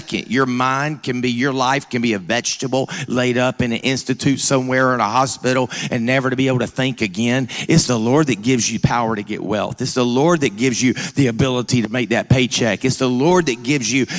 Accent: Georgia, United States; I'm from Georgia

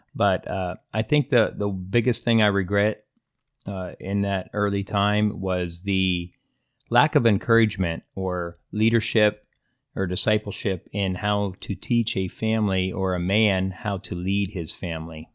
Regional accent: Pennsylvania, United States; moved away as an adult; also born or lived in Indiana / Iowa / Nebraska; now in California, United States; I was born in Pennsylvania, uh, a little small hick town and, uh, population fifteen hundred people.

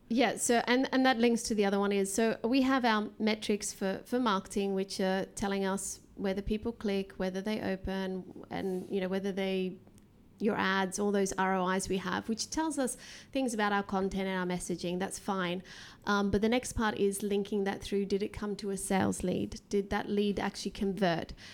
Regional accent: Australia; moved away; I'm actually from Australia

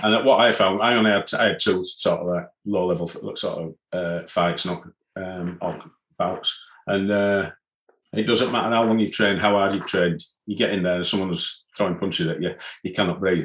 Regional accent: Leeds, Yorkshire and the Humber, United Kingdom; I was born in Leeds and still still living in Leeds

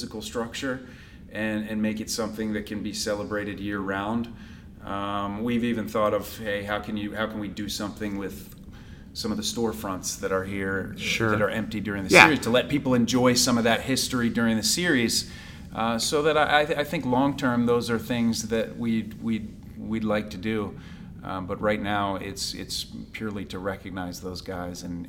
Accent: Philadelphia, Pennsylvania, United States; moved away; I grew up in Philadelphia

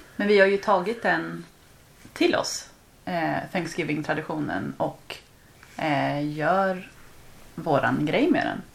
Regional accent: Kungshamn, Västra Götaland, Sweden; moved away as an adult; now in London, United Kingdom; kommer från en liten, liten by på västkusten i Sverige som heter Kungshamn. Bor numera i London

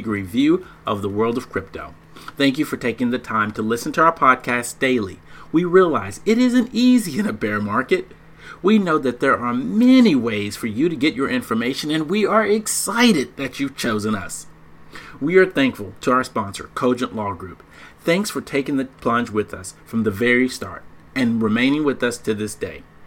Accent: Dallas, Texas, United States; now in Washington, D.C. area, United States; I'm originally from Dallas, even though I live in Redskins land

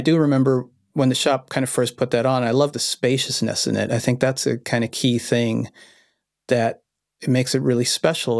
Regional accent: Vienna, Austria; I was born in Vienna, Austria

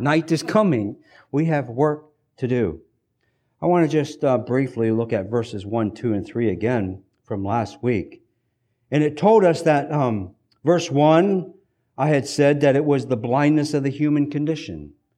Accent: United States; us as hardworking American Mennonites

